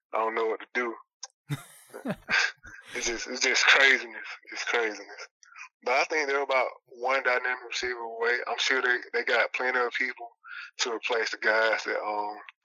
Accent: Moultrie, Georgia, United States; my hometown, Moultrie, Georgia

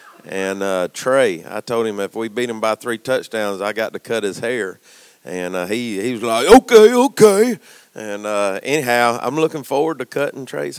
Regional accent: California, United States; I mean, but we're from California, and we pull for Alabama.

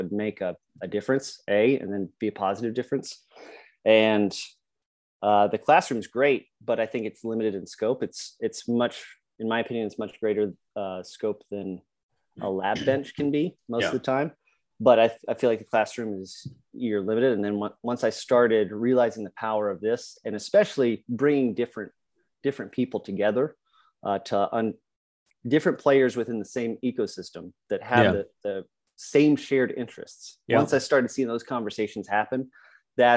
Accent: Colorado, United States; moved away as an adult; now in Virginia, United States; I grew up in Colorado, loving the outdoors

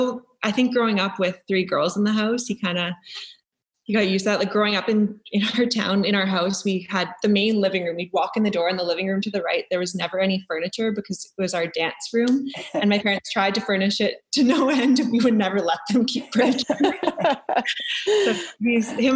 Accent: near Thunder Bay, Northern Ontario, Canada; moved away as an adult; also born or lived in Fort Lauderdale, Florida / Muskoka, Ontario; We grew up around Thunder Bay, small town, 2 hours outside of Thunder Bay. And then my parents actually moved to their cottage 2 years ago. So they've been living up here.

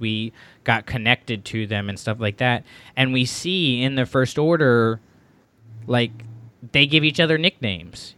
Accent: Florida, United States; moved away; I'm from Florida. I left Florida not on the best of terms

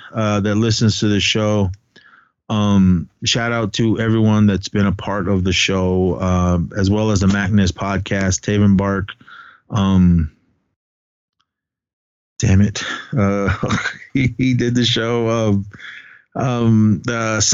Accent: Oakland, California, United States; We grew up together in Oakland, skated together in Oakland

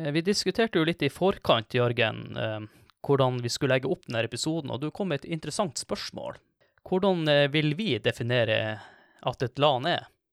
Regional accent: Kvaløya, Troms, Norway; Jeg er fra Kvaløya

